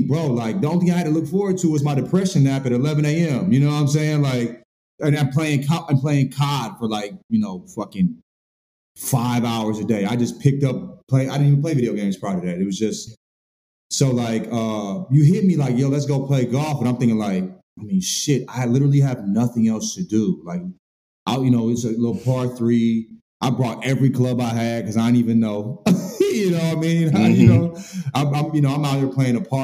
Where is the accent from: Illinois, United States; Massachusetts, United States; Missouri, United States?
Missouri, United States; St. Louis; also born or lived in the South; now in California, United States; I'm a country boy. You know, I'm from St. Louis. Spent a lot of time in the South